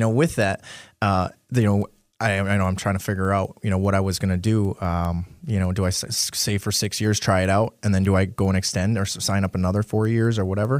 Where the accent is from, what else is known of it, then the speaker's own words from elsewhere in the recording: Marinette, Wisconsin, United States; also born or lived in Crivitz, Wisconsin; I grew up in northern Wisconsin, northeast Wisconsin, uh, in a small town, well, not really too small, Marinette, Wisconsin.